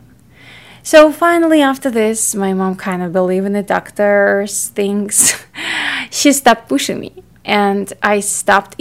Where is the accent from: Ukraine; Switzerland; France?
Ukraine; I grew up in Ukraine. It's in Europe